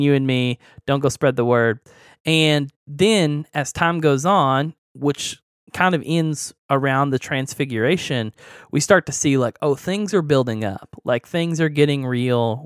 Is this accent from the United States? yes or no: yes; Oklahoma, United States; that that's like right next to my hometown. Like it's Oklahoma